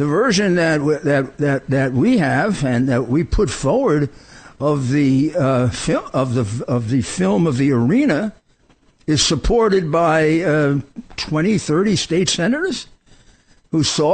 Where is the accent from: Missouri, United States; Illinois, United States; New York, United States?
New York, United States; New York City; I come from Brooklyn